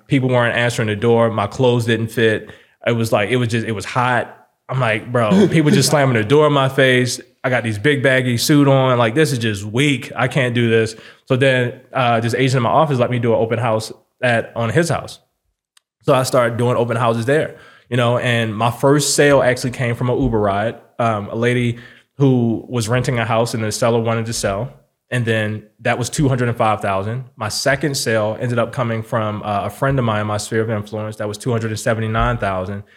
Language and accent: English; Baltimore, Maryland, United States; now in Las Vegas, United States; I'm from Baltimore City